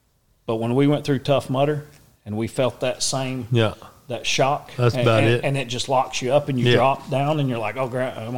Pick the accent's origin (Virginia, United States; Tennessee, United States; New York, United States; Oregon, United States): Tennessee, United States; East; now in Marietta, Oklahoma, United States; I come from East Tennessee in the hills. I mean, I didn't have shoes.